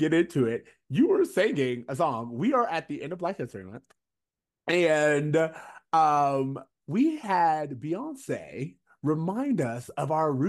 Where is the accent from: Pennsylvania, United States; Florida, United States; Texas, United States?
Florida, United States; now in Los Angeles, United States; we grew up in Florida, so we are not new to country music.